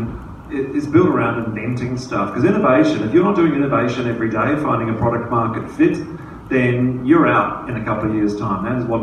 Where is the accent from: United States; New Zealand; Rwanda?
New Zealand; now in Australia; being a Kiwi